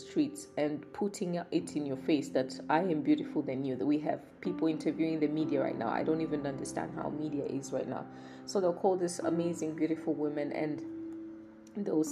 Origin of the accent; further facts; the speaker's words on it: Kibosho, Kilimanjaro, Tanzania; I'm from Kibosho